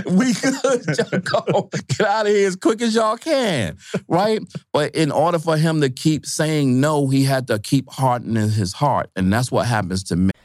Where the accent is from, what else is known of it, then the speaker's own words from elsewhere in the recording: New York City, New York, United States; also born or lived in Syracuse, New York; I'm from Brooklyn.